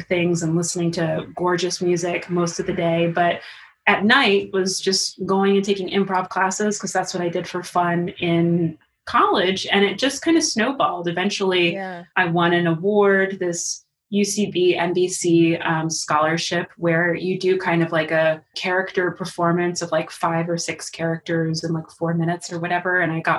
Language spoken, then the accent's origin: English; New York City, New York, United States; now in Harlem, United States; I'm from Queens